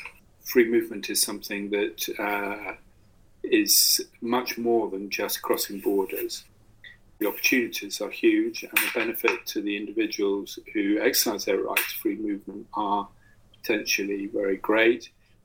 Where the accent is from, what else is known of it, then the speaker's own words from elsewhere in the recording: United Kingdom; that make me special because I'm British